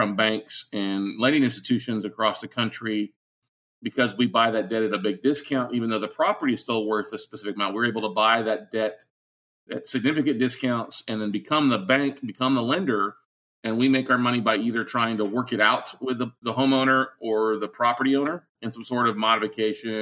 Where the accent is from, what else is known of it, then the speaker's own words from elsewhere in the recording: Austin, Texas, United States; I'm from Austin, Texas, here in the United States